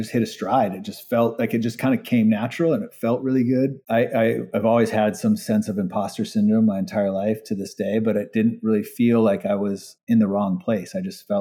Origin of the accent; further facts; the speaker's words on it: Hawaii, United States; moved away; also born or lived in California; I grew up in Hawaii. Even when I moved to California